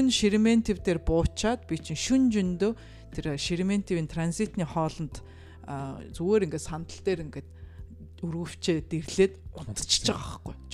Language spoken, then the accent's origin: Mongolian; Mongolia; би Монголоос ирсэн